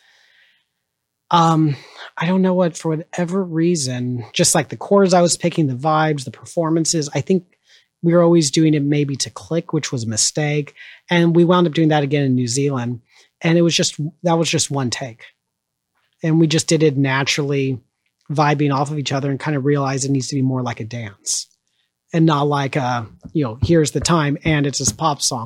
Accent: Orange County, California, United States; now in Chicago, United States; I grew up in Orange County, which was, very, very conservative

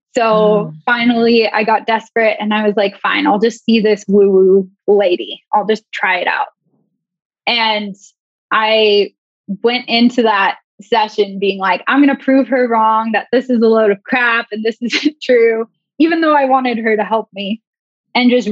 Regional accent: Banks, Oregon, United States; I grew up in Oregon in, like, a teeny tiny town called Banks

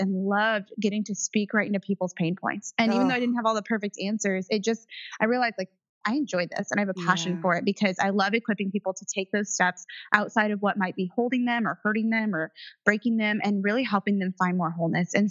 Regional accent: Indiana, United States; I was raised in Indiana in the cornfield

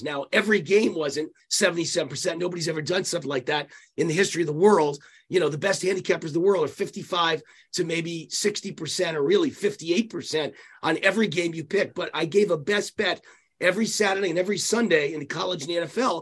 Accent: Mount Vernon, New York, United States; I was born on the Bronx borderline, a little town called Mount Vernon, New York. And I was the only Jewish kid in an all Italian mob neighborhood.

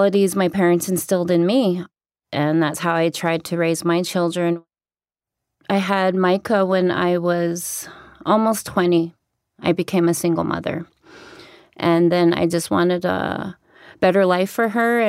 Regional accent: Browning, Montana, United States; now in Flathead Reservation, United States; I was born on the Blackfeet Reservation in Browning, Montana. My dad is Blackfeet and my mom is Navajo.

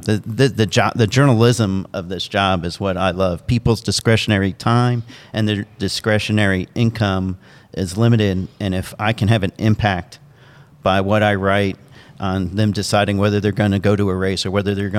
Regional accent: Indianapolis, Indiana, United States; moved away as an adult; also born or lived in New Jersey / Charlotte, North Carolina; now in New York City, United States; I grew up in Indianapolis

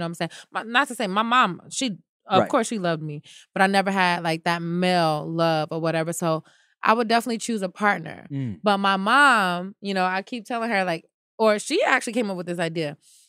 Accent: United States; Maybe I can go around as an American girl, which they love, American black girl at that.

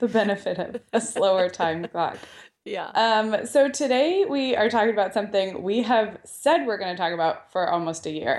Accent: Santa Barbara, California, United States; Santa Barbara, my hometown

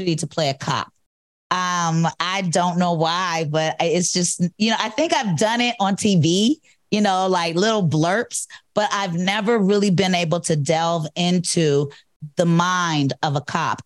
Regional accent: Cleveland, Ohio, United States; moved away; I'm from Cleveland

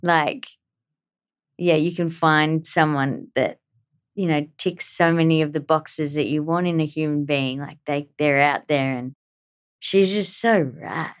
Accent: Australia; growing up in Australia

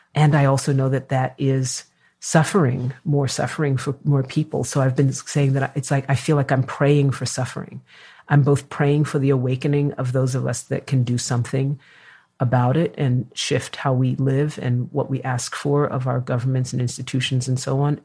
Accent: New York, United States; now in California, United States; I am a New Yorker

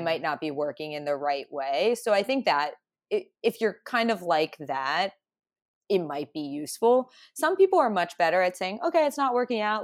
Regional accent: a Midwestern town, United States; I'm I'm not from New York, so more from like a Midwestern town.

